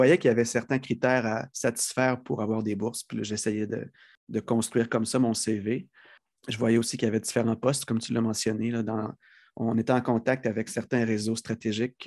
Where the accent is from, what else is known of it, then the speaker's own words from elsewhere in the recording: Lévis, Quebec, Canada; also born or lived in Lac Saint-Jean; j'ai grandi sur la rive sud de Québec, Saint-Rédempteur, qui est une petite ville qui a été absorbée dans la mégapole de Lévis.